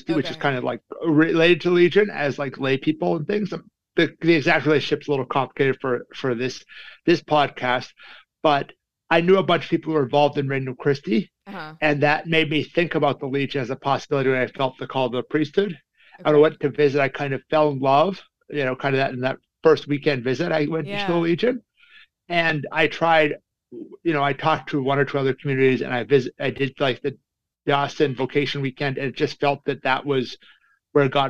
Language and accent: English; Calgary, Alberta, Canada; moved away as an adult; now in North Carolina, United States; I'm from Calgary, Alberta, Canada